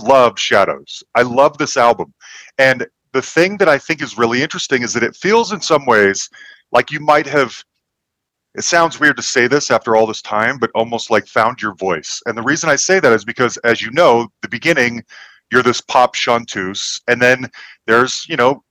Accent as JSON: {"language": "English", "town": "Salt Lake City", "region": "Utah", "country": "United States", "tie": "born or raised there", "moved": "yes", "said": "I'm from Salt Lake City originally"}